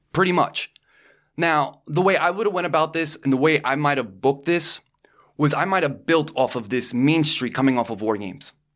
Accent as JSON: {"language": "English", "region": "New York", "country": "United States", "said": "we're from New York"}